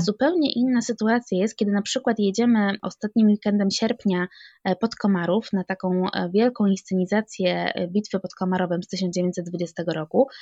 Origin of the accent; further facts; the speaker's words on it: Sandomierz, Świętokrzyskie Voivodeship, Poland; Pochodzę z Sandomierza i tutaj mieszkam.